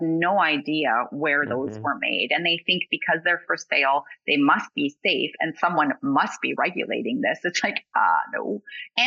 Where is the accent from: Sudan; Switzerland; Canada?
Canada; Alberta; I'm from Alberta